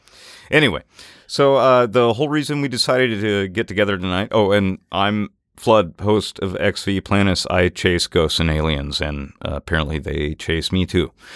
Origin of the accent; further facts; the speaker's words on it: Natchez, Mississippi, United States; moved away; also born or lived in New Orleans, Louisiana; I grew up in Natchez, Mississippi